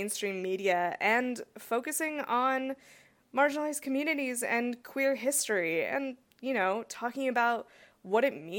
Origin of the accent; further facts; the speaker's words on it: California, United States; because I'm born and raised in California, and I'm like, okay, I know the West Coast